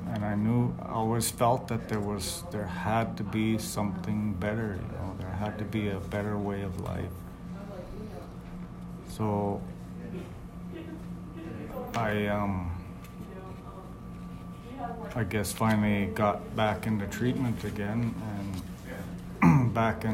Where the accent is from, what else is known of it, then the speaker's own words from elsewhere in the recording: Browning, Montana, United States; now in Martin, South Dakota, United States; I was born in Browning, Montana